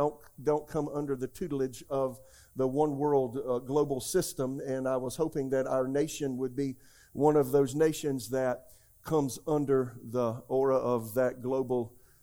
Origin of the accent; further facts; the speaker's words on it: South Carolina, United States; now in Raleigh, United States; I was born in America, raised in America. I'm just a good old southern boy from South Carolina.